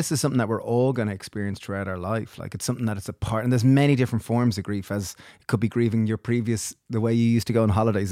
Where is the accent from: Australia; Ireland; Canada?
Ireland; growing up in Ireland